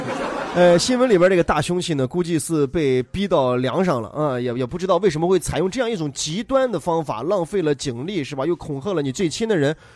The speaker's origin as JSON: {"language": "Chinese", "region": "Henan", "country": "China", "said": "我是河南人"}